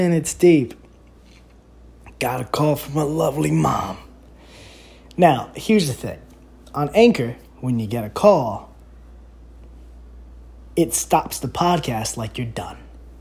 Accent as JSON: {"language": "English", "town": "New York City", "region": "New York", "country": "United States", "said": "I'm from the Bronx, and that's how we"}